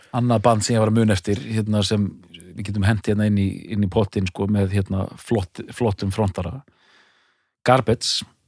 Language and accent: Icelandic; Edinburgh, Scotland, United Kingdom; Edinborg, mínum heimabæ.